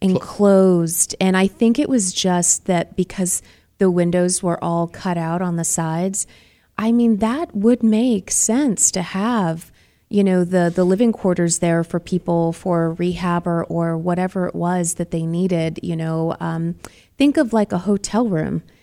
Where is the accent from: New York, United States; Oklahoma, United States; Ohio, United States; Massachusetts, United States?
Massachusetts, United States; Boston; now in Arizona, United States; I'm from Boston